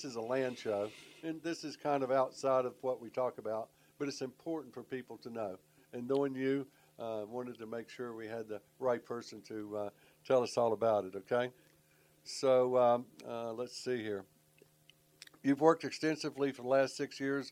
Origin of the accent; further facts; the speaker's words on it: Charlotte, North Carolina, United States; I grew up in Charlotte